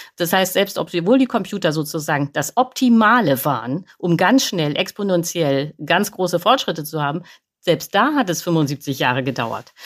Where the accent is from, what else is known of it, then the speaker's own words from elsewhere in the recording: Germany; wir verbrauchen als Deutsche